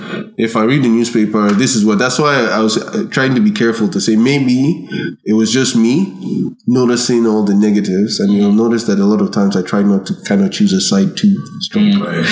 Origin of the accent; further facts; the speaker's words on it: Ireland; Growing up in Ireland, there was a feeling amongst the immigrant population